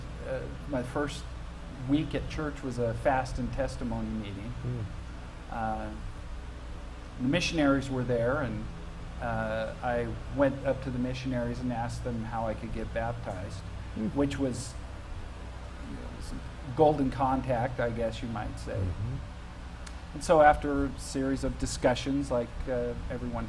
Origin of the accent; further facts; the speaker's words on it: Santa Cruz, California, United States; I was born and raised in Santa Cruz, California